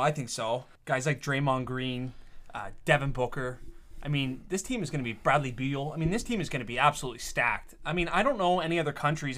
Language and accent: English; Canada